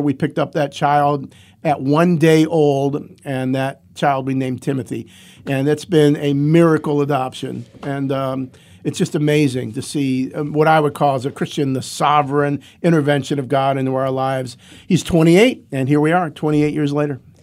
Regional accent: Cleveland, Ohio, United States; now in Athens, United States; I grew up in Cleveland and came to Athens as a freshman in seventy-six

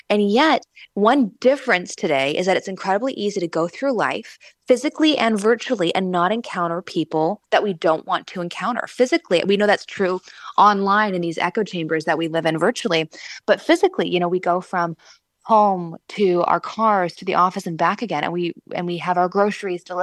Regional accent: Vancouver, British Columbia, Canada; also born or lived in Los Angeles, California, United States / Washington, D.C., United States; now in Indiana, United States; I am from the West Coast. I was born in LA, raised in Vancouver, Canada

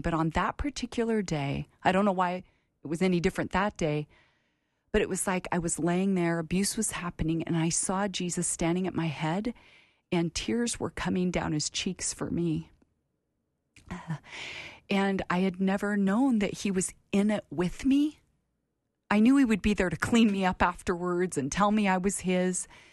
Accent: Portland, Oregon, United States; also born or lived in San Francisco Bay Area, California; when I was ten years old, we moved from California Bay Area to Portland, Oregon, where my dad went to seminary

